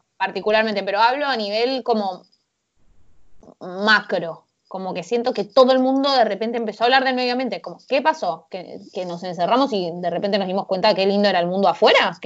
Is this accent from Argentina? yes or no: yes; Argentina; Nosotros, particularmente como los argentinos